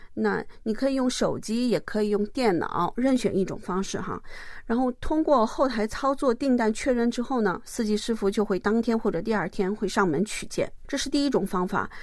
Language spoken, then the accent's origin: Chinese; Jilin, China; also born or lived in Mudanjiang, Heilongjiang; now in Gimpo, South Korea; 我是来自中国吉林的